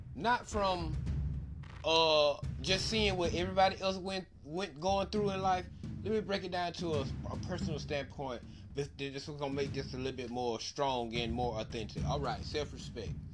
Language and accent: English; Albany, Georgia, United States; now in Austin, United States; I'm originally from Albany, Georgia, but right now I live in Austin, Texas